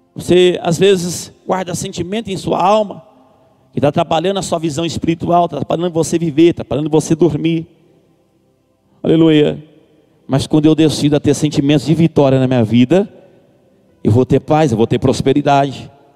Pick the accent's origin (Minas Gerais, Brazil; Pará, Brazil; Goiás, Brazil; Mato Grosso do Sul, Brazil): Goiás, Brazil; a town in the interior of; Sou de uma cidade do interior de Goiás, onde a gente pastoreamos ali um campo com cinco igrejas